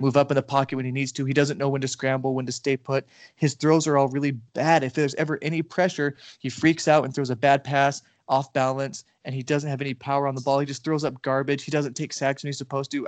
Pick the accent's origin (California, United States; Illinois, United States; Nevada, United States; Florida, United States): Nevada, United States; also born or lived in Argentina; now in Texas, United States; I'm from Nevada and I lived in Argentina for a while.